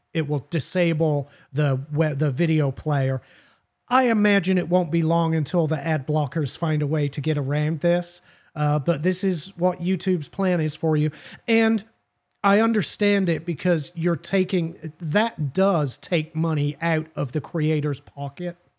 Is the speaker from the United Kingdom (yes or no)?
yes; England, United Kingdom; now in United States; I'm from Great Britain